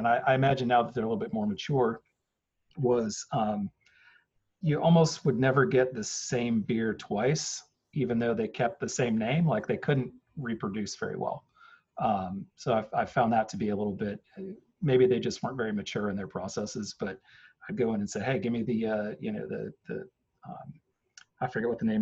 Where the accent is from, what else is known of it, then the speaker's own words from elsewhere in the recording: Northern New York, United States; also born or lived in Washington, D.C. area; now in Raleigh, United States; I grew up in Northern New York